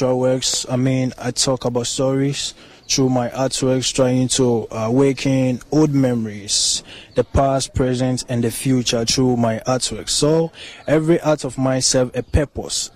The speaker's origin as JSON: {"language": "English", "country": "Ghana", "said": "I'm from Ghana."}